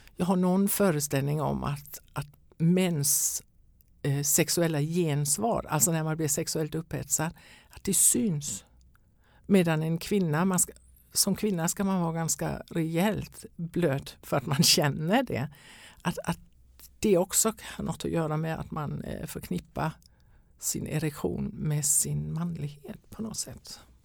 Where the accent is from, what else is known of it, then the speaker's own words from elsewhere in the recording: Denmark; Swedish is a second language; now in Sweden; jag är danska kan jag väl säga från början om någon undrar över mitt uttal